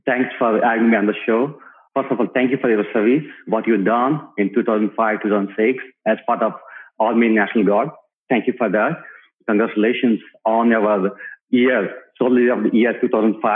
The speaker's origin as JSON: {"language": "English", "country": "India", "tie": "born or raised there", "moved": "as an adult", "lives_now": "Dallas, United States", "said": "myself and my wife came to the US in 2004. We grew up in India"}